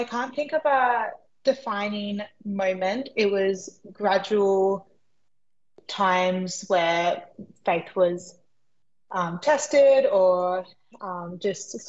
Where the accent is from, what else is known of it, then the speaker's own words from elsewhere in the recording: Albion Park Rail, New South Wales, Australia; also born or lived in Figtree, New South Wales; I was born in Fig Tree, but I grew up in Oak Flats and then Albion Park Rail